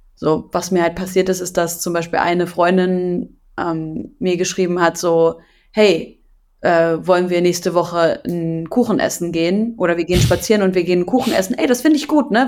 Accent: Syria; now in Germany; meiner Heimat Syrien

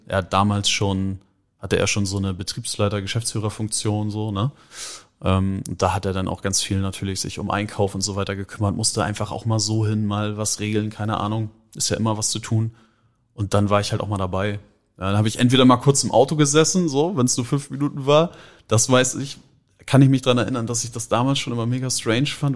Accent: Hamburg, Germany; also born or lived in Schenefeld; Wir sind in Lurup oder ich bin in Lurup aufgewachsen.

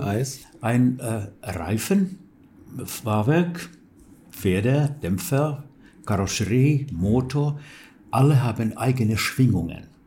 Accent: Turku, Southwest Finland, Finland; German is a second language; in Turku, wo ich wohnte und wo ich geboren bin

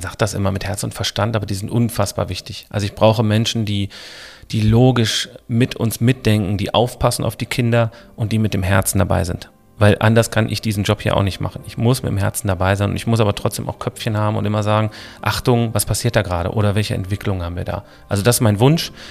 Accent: Essen, North Rhine-Westphalia, Germany; ich bin aufgewachsen im Bereich Essen, Stehle, Horst, Eiberg, die Ecke Hörsterfeld.

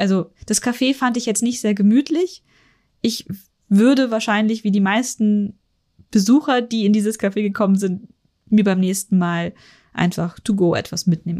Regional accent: Germany; also born or lived in Munich; ich als Deutscher

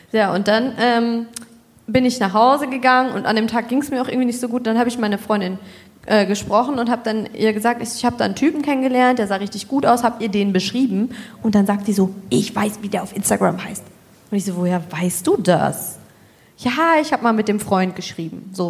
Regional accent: Osnabrück, Lower Saxony, Germany; Ah, sagt ihr das so? Ich bin doch auch aus Osnabrück.

